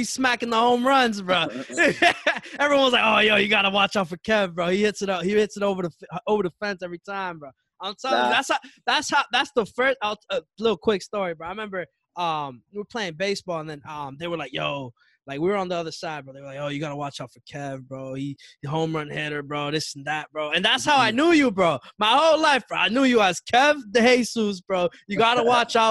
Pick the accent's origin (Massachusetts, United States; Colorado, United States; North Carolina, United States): Massachusetts, United States; Chelsea; I'm from Chelsea